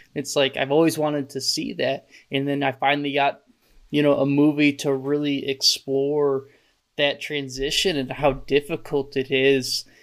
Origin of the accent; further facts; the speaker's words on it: Michigan, United States; growing up in Michigan